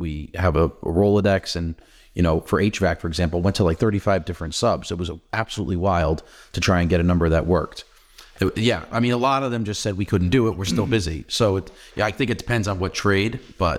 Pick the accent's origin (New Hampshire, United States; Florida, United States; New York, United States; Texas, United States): New Hampshire, United States; I'm from New Hampshire.